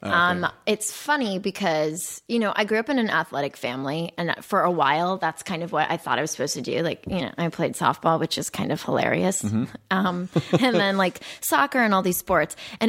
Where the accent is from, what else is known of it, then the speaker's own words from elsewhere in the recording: Phoenix, Arizona, United States; I grew up in Arizona.